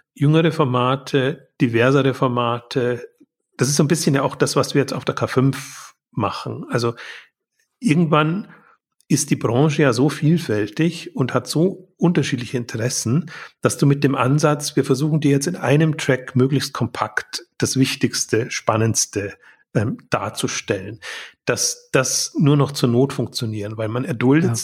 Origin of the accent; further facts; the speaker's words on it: Germany; als Deutscher, der in der Schweiz ist